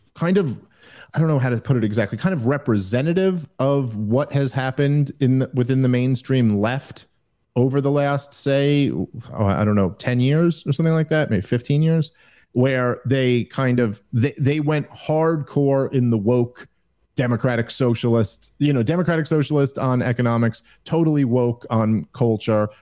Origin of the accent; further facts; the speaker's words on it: New York, United States; I'm a Jew from New York